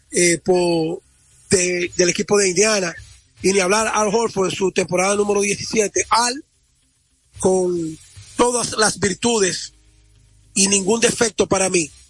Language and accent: Spanish; Dominican Republic; el orgullo que debemos sentir como dominicanos